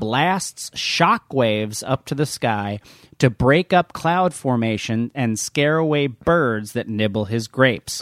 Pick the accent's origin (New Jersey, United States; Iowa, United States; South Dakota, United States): New Jersey, United States; I'm from New Jersey